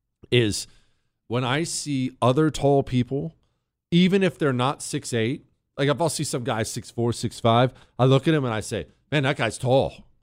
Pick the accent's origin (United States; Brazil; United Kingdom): United States; Montana; also born or lived in Ohio; I was born in Ohio to a construction family, moved to Montana when I was 10.